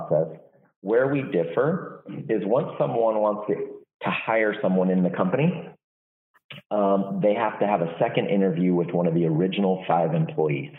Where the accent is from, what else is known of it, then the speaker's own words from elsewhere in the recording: Walnut Creek, California, United States; I'm from the Bay Area. I was born in Walnut Creek, grew up there